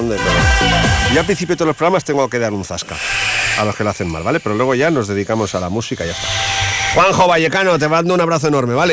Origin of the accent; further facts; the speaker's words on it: United Kingdom; Pero lo que más me mola es que soy británico, tú me has oído hablar inglés, que hablo perfectamente